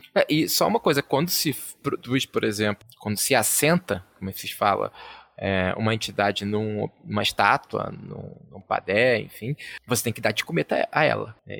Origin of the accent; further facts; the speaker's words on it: Rio de Janeiro, Brazil; eu sou né, carioca